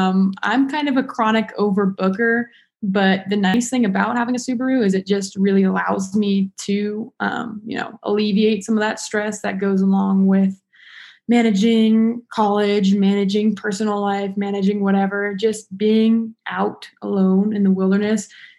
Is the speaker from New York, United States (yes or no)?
no; Las Vegas, Nevada, United States; now in Reno, United States; I'm originally from Vegas, and I decided to move up to Reno because it's a little hot in Vegas, so I needed some cool air.